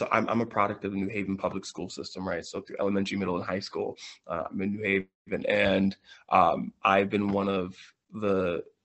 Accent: New Haven, Connecticut, United States; I got an offer to substitute teach at my high school, James Hillhouse High

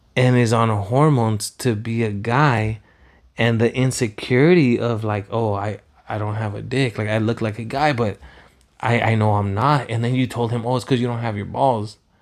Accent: Pico Rivera, California, United States; also born or lived in Los Angeles, United States; now in Huntington Beach, United States; when I grew up in Pico

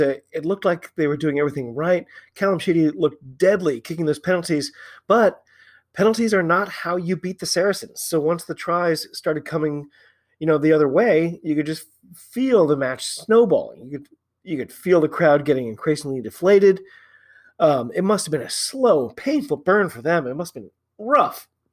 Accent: United States; I'm an American

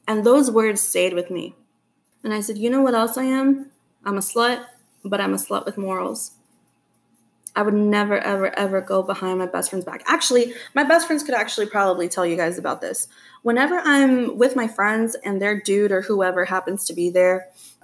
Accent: Texas, United States

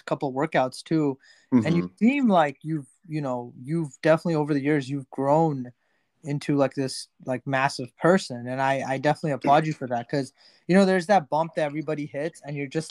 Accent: New Jersey, United States; I'm actually from Jersey, so you know, DC is like a few hours from me.

